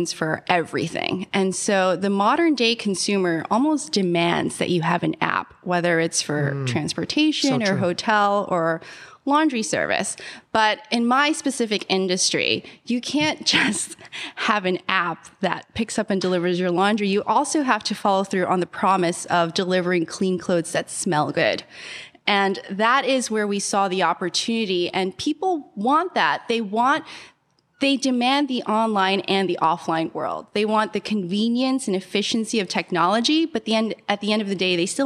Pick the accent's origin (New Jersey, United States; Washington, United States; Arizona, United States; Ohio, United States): New Jersey, United States; Bayonne; also born or lived in Philippines / New York City; I was born in the Philippines, came to the U.S. when I was 3, grew up in a small town called Bayonne, New Jersey